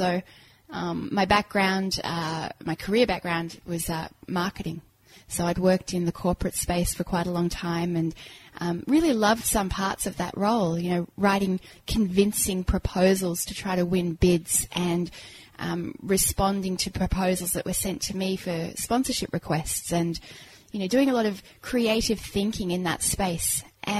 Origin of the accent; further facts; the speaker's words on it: Kuwait; also born or lived in England / Cyprus; now in Australia; Born in England, raised in Kuwait and Cyprus, and then came to Australia with a very posh English accent, which, as you can hear, went, and it went very quickly because I got picked on.